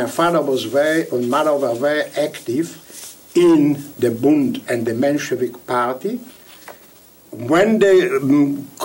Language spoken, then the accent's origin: English; Vilnius, Vilnius County, Lithuania; first language Yiddish; English is a second language; I was born in Vilna the 25th of May 1924.